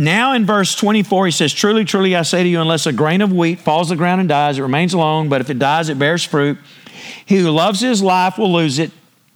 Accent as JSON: {"language": "English", "region": "Texas", "country": "United States", "tie": "born or raised there", "said": "I literally live 30 minutes from the house I grew up in, and I'm 63, so my roots are pretty deep around here"}